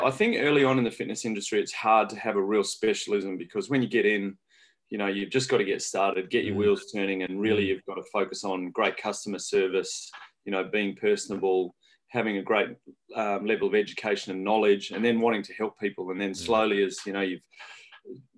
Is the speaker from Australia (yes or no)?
yes; regional New South Wales, Australia; now in New Zealand; I'm Australian originally